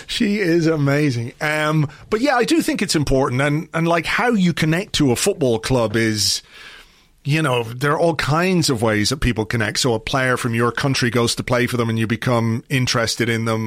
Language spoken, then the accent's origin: English; England, United Kingdom; when I grew up in England, in the seventies to Irish parents